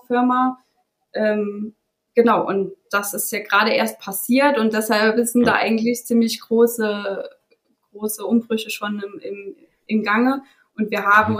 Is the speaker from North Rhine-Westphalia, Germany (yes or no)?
no; Saarland, Germany; ich bin in einem kleinen Dorf aufgewachsen, äh, im Saarland.